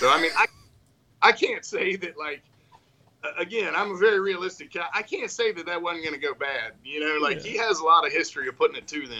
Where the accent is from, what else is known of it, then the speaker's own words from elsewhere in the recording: North Carolina, United States; So I grew up in North Carolina